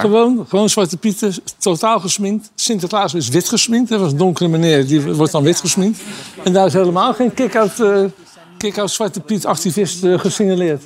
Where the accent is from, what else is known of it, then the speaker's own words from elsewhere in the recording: Netherlands; wij als Nederlanders